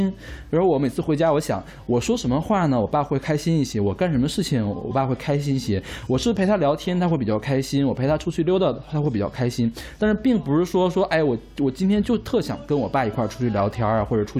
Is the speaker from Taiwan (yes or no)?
no; Northeast China, China; 我在东北长大的嘛，东北那边的计划生育是做的最好的，而且我妈妈是管计划生育工作的，所以我们那儿绝对不会有家里有两个小孩的这种状况。